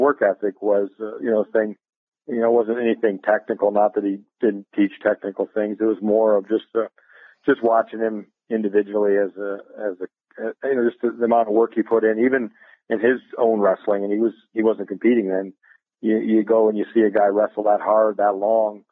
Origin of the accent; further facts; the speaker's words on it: Iowa, United States; I grew up in Iowa